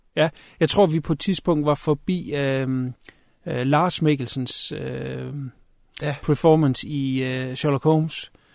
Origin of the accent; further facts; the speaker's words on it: Denmark; som dansker